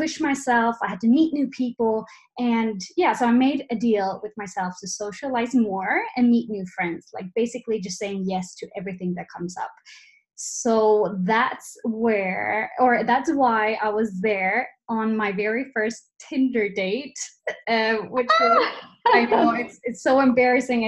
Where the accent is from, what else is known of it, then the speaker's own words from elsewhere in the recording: Sweden; moved away as an adult; now in Alicante, Spain; I am from Sweden, so I'm Swedish, but this has been my home for the last 1.5 years.